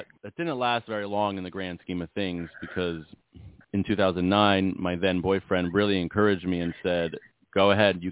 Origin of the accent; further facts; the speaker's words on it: Montgomeryville, Pennsylvania, United States; moved away as an adult; also born or lived in Pittsburgh; I grew up outside of Philadelphia in a town called Montgomeryville, which I'm basically back in now, full circle